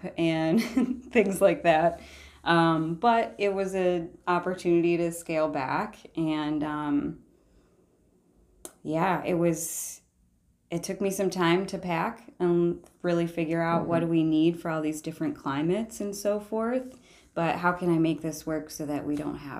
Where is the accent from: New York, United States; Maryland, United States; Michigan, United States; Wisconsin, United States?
Michigan, United States; Shelby Township; I grew up in Shelby, Shelby